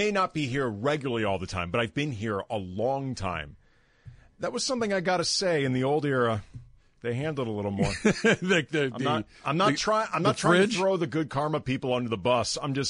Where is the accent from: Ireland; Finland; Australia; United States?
United States; St. Louis, Missouri; I grew up in St. Louis